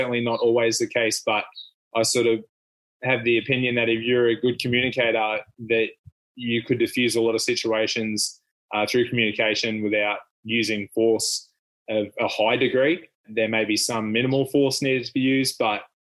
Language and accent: English; Bundaberg, Queensland, Australia; also born or lived in Finland; I grew up in Bundy and went to school and did everything here